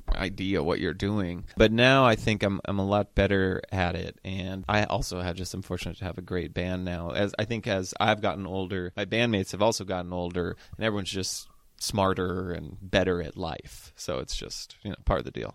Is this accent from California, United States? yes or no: yes; Cambria, California, United States; now in Los Angeles, United States; growing up in Cambria